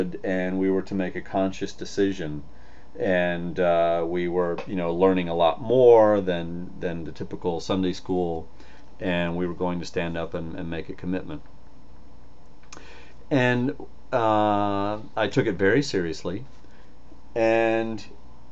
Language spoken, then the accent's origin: English; the Bible Belt, United States; I was born in the Bible Belt in the Methodist Church